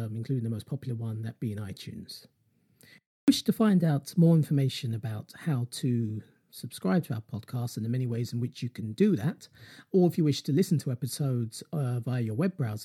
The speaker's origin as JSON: {"language": "English", "region": "London", "country": "United Kingdom", "said": "I'm from London in the UK, that's where I'm based"}